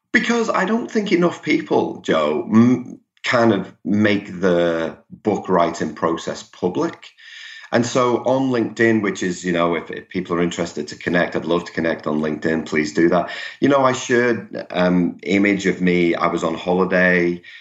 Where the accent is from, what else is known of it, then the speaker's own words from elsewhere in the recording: Liverpool, North West England, United Kingdom; accent: Liverpool; now in Melbourne, Australia; I'm originally from from Liverpool in, in England. That that will come through for those of you familiar with the English accent